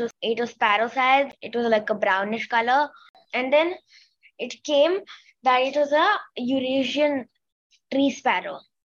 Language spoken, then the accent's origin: English; Singapore; I'm from Singapore and I'm 9 years old.